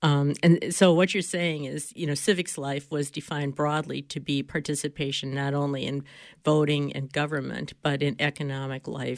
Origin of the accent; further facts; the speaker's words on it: Wisconsin, United States; I grew up in Wisconsin